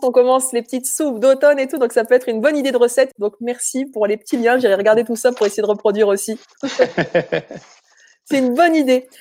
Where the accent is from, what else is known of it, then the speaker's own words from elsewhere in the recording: France; chez nous en France